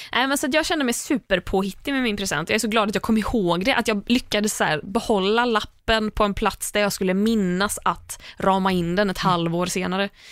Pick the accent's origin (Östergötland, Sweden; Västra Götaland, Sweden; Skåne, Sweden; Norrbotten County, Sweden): Västra Götaland, Sweden; Landvetter; från Landvetter, där jag är uppvuxen